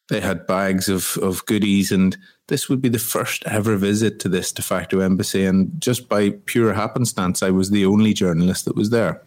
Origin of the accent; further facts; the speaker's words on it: Ireland; my home country of Ireland